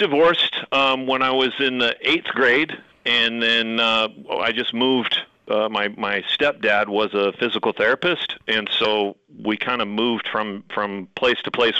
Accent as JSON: {"language": "English", "town": "Spokane", "region": "Washington", "country": "United States", "tie": "born or raised there", "also_born_or_lived": "Corvallis, Montana / Mount Shasta, California", "lives_now": "Butte, United States", "said": "I moved around a bunch of different places, but I grew up in Spokane, then moved to Corvallis, Montana, then Mount Shasta, California, and then Butte was where I ended up."}